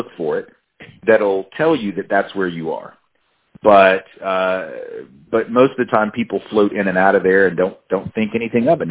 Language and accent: English; Nashville, Tennessee, United States; also born or lived in New Orleans, Louisiana; I grew up in Nashville, and that's where I live again now